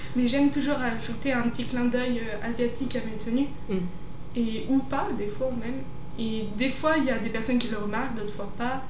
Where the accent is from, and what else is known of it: Savoie, Auvergne-Rhône-Alpes, France; born or raised there; now in Lyon, France